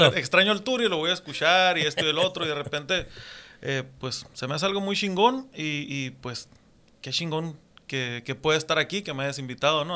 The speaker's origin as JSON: {"language": "Spanish", "town": "Puerto Peñasco", "region": "Sonora", "country": "Mexico", "tie": "born or raised there", "also_born_or_lived": "Mexicali, Baja California", "moved": "as an adult", "said": "yo soy de Puerto Peñasco, mis abuelos este llegaron de otras ciudades"}